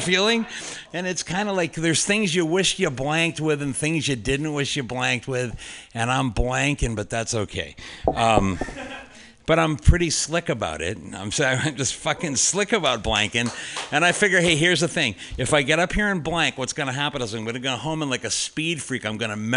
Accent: Fairfax, California, United States; I'm actually from Fairfax

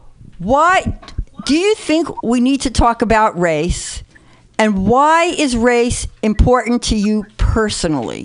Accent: New York City, New York, United States; also born or lived in Oregon; now in Berkeley, United States; I'm a white Jewish woman from the Bronx and a baby boomer. I mean, I live in Berkeley, but you two know me, so you know I'm really from the Bronx

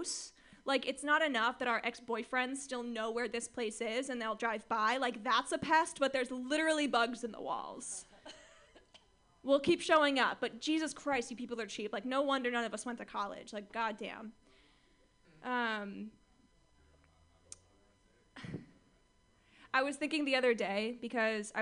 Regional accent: Orange County, California, United States; I grew up in Orange County, California

